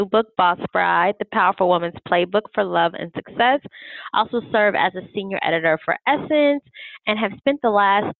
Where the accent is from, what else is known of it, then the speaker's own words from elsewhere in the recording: Atlanta, Georgia, United States; moved away as an adult; also born or lived in Washington, D.C.; I'm from Atlanta